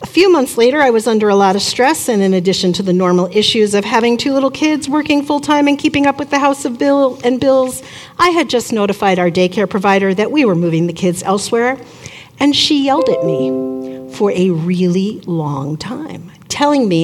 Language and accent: English; Long Island, New York, United States; moved away as an adult; also born or lived in Syracuse, New York; now in Mankato, United States; I grew up on Long Island, about an hour outside of New York City